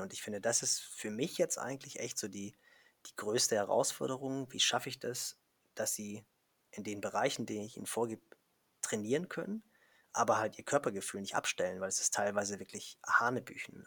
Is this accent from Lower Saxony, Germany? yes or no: no; Kiel, Schleswig-Holstein, Germany; als Kieler, also viel nördlicher geht es ja gar nicht